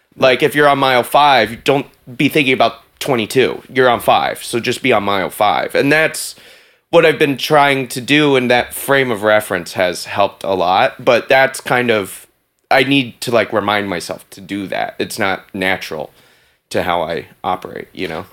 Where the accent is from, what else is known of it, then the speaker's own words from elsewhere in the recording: the South, United States; now in New York, United States; I grew up in the South